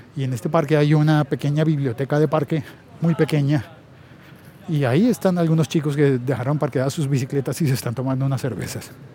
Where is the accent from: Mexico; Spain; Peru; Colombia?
Colombia; siendo colombiano y estando en Colombia